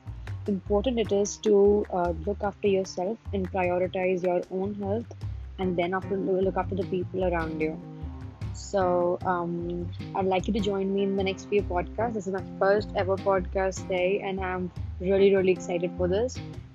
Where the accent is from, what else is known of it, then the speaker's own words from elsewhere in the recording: India; I'm from India.